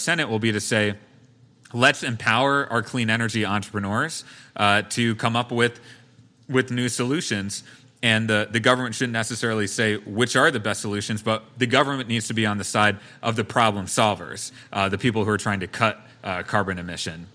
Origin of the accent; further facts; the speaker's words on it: Brookfield, Wisconsin, United States; my hometown of Brookfield